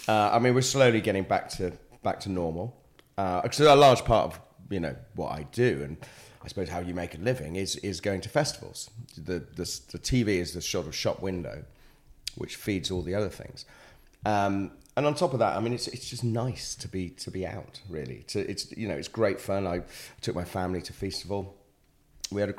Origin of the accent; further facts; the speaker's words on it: Wales, United Kingdom; also born or lived in Buckinghamshire; growing up in Wales